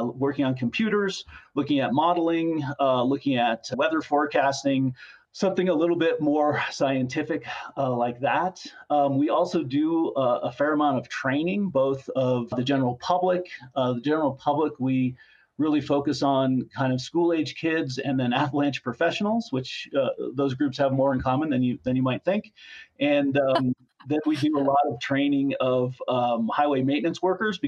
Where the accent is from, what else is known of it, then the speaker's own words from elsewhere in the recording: Colorado, United States; I grew up in Colorado